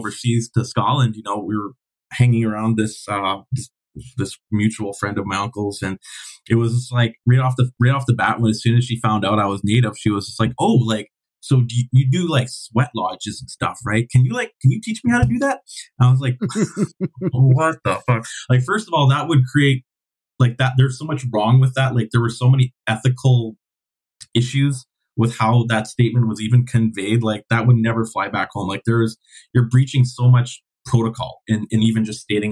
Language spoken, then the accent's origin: English; Canada; I'm Canadian